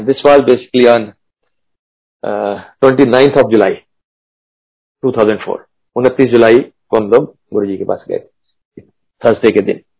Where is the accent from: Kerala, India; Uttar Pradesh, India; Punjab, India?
Punjab, India; क्योंकि जैसे मैंने बताया मैं पंजाब से हूँ